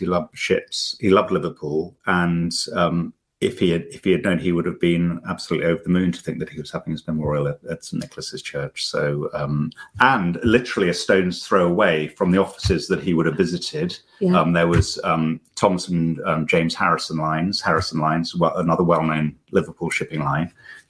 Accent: Mombasa, Mombasa County, Kenya; My growing up in Mombasa, which is actually on the coast, so it's on the Indian Ocean, we were very, very close to the beach.

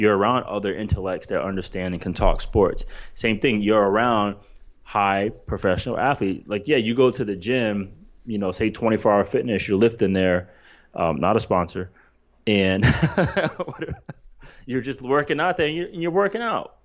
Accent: East Coast, United States; I grew up on the East Coast

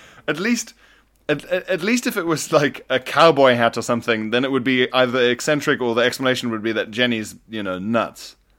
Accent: Isle of Man; I grew up on the Isle of Man with the T T races and all

